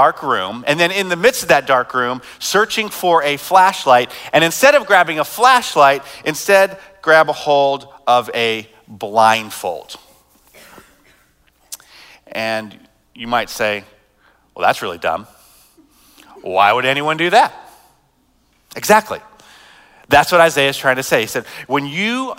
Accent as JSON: {"language": "English", "country": "United States", "said": "as American"}